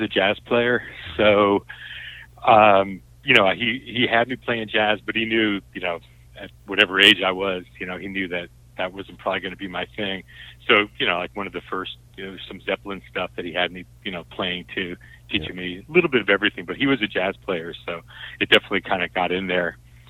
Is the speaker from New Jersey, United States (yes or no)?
yes; outside New York City, New Jersey, United States; moved away as an adult; I grew up in right outside New York City, about 10 miles outside of New York.